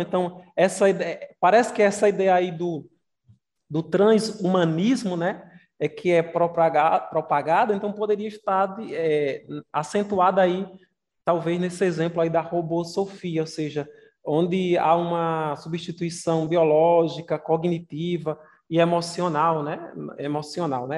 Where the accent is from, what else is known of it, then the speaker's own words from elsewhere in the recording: Campina Grande, Paraíba, Brazil; Campina Grande, eu sou de Campina Grande